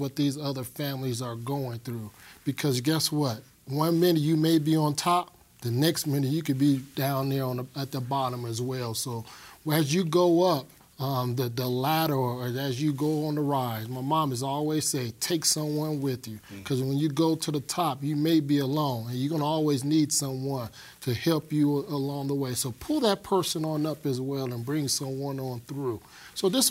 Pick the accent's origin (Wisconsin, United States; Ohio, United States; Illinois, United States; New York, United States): Illinois, United States; Chicago; moved away as an adult; now in Colorado, United States; I was born and raised in Chicago, Illinois.